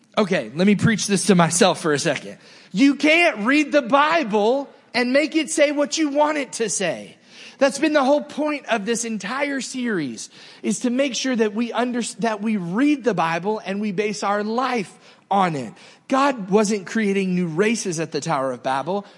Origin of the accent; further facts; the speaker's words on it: the South, United States; moved away; also born or lived in New Jersey; I grew up in the South